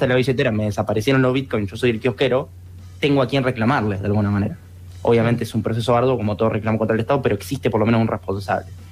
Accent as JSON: {"language": "Spanish", "country": "Argentina", "said": "Incluso en Argentina, que nosotros por lo general somos bastante prohibitivos"}